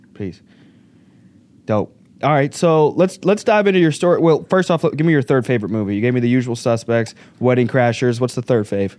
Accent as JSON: {"language": "English", "town": "Little Rock", "region": "Arkansas", "country": "United States", "moved": "as an adult", "lives_now": "Chicago, United States", "said": "I'm from Arkansas"}